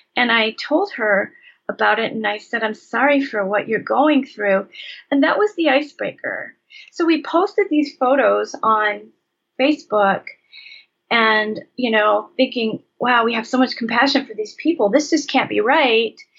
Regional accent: Michigan, United States; I was raised in Michigan

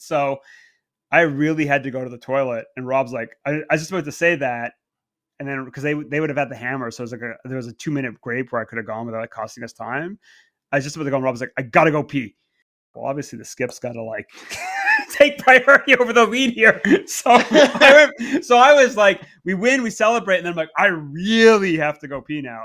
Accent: Canada; moved away as an adult; now in England, United Kingdom; I grew up in Canada.

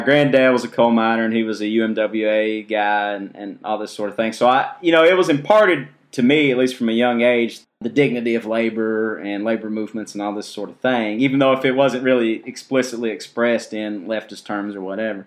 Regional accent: Kentucky, United States; growing up in Kentucky

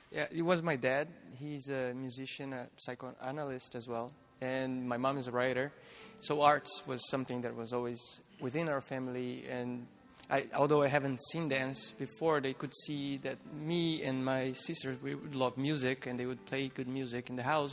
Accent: Petrópolis, Rio de Janeiro, Brazil; moved away; I was raised in Petropolis. Petropolis is a small city uh, around Rio de Janeiro in Brazil

